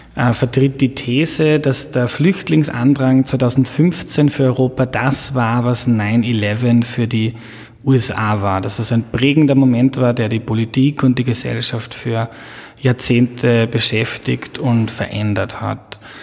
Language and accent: German; Lower Austria, Austria; Ich bin in Niederösterreich aufgewachsen.